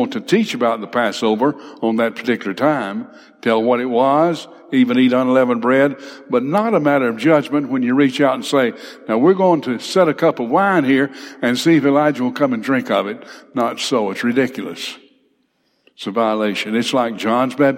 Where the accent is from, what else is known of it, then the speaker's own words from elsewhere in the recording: Big Cove, Alabama, United States; I grew up in Big Cove